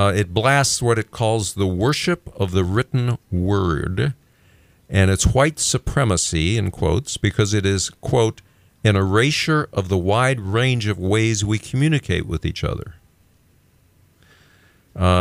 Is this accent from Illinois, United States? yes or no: yes; Illinois, United States; also born or lived in Dalhart, Texas; I was born in Dalhart, Texas, but I mostly grew up. My parents kidnapped me and took me to Illinois.